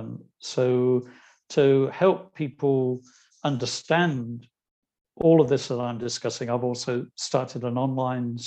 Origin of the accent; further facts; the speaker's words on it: Ireland; I'm Irish